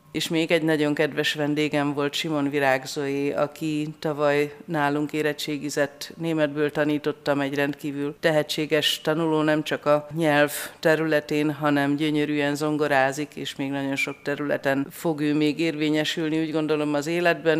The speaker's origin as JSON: {"language": "Hungarian", "town": "Besenyőtelek", "region": "Heves", "country": "Hungary", "tie": "born or raised there", "said": "Szülőfalunkban besenyőtelken"}